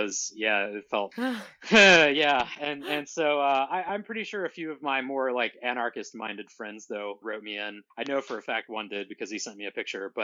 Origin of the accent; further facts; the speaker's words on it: Ohio, United States; moved away as an adult; also born or lived in Portland, Oregon; now in Bellingham, United States; I'm originally from Ohio